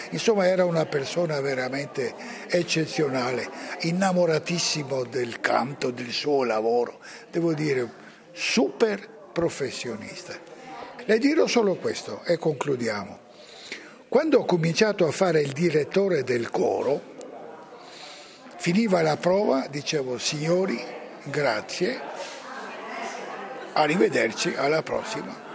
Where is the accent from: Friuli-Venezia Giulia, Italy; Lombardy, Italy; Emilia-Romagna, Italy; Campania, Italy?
Friuli-Venezia Giulia, Italy; Trieste; Eh, sono originario a Trieste